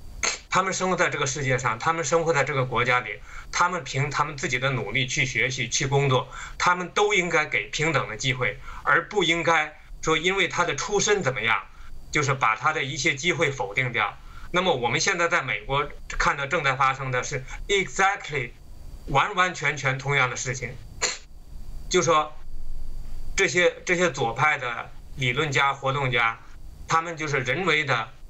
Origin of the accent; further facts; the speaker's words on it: China; now in United States; 那么中国的文化大革命里面呢？就是尽管我当时还小